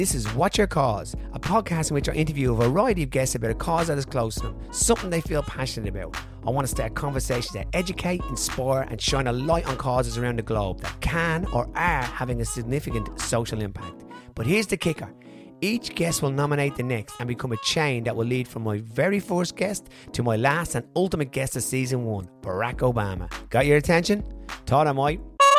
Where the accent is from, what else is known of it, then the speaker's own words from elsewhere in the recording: Australia; I'm actually Australian.